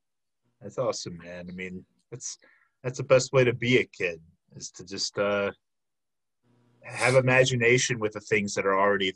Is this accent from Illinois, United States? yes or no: yes; Chicago, Illinois, United States; moved away as an adult; now in Milwaukee, United States; Yo, I'm from the Chicago area, but I've been in Milwaukee for 6 years. Came up for UWM.